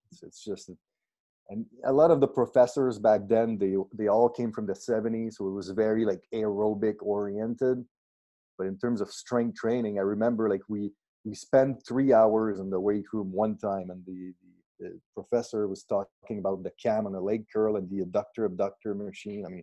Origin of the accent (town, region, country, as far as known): Saint-Césaire, Quebec, Canada; born or raised there; English is a second language; also born or lived in Granby